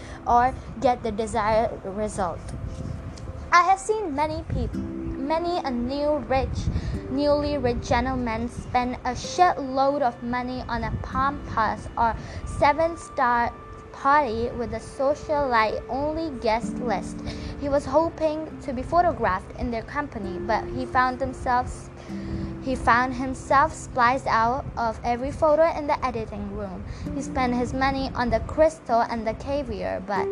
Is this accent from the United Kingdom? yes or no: no; India; I'm an Indian